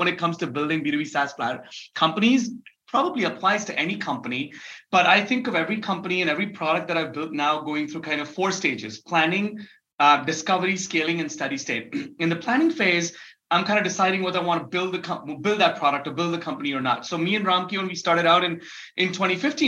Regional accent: Mumbai, Maharashtra, India; also born or lived in Dubai / New York; I was born and raised in Mumbai in India

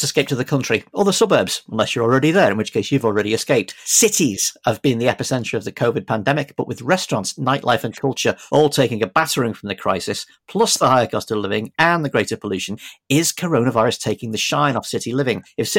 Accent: Merseyside, North West England, United Kingdom; now in London, United Kingdom; I grew up on Merseyside

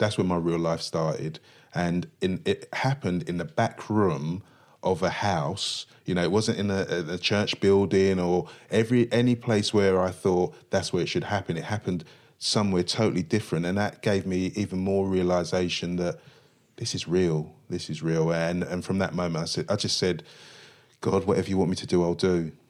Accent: London, United Kingdom; I grew up in Stratford, East London, lived on the seventeenth floor of a block of flats

